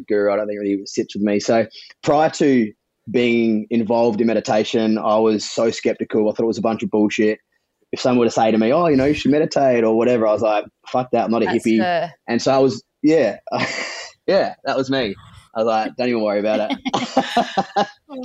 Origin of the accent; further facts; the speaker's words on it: Adelaide, South Australia, Australia; accent: South Australian; also born or lived in Sydney; now in Byron Bay, Australia; I was in Sydney for 10 years prior to this, but I was born in Adelaide.